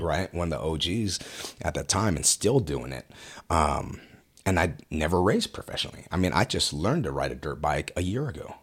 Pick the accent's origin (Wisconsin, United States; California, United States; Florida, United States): California, United States; Westminster; moved away as an adult; also born or lived in Fountain Valley, California; now in Murrieta, United States; born and raised in Westminster